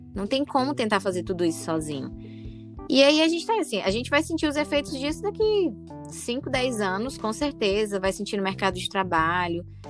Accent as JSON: {"language": "Portuguese", "country": "Brazil", "tie": "born or raised there", "said": "eu cresci na Santa Maria"}